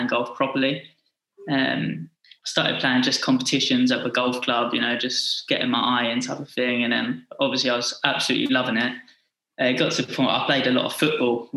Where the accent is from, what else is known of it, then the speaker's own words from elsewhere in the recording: Essex, East of England, United Kingdom; moved away as an adult; also born or lived in North Carolina / Florida; I'm from Essex